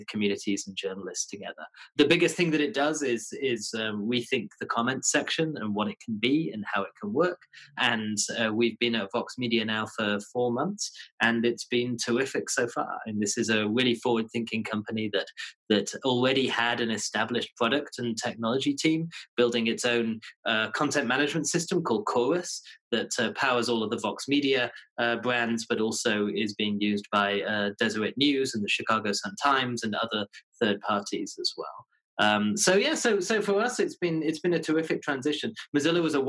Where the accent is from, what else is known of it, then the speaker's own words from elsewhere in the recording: Leeds, Yorkshire and the Humber, United Kingdom; moved away as an adult; also born or lived in London; now in New York, United States; I'm from the north of England, a city called Leeds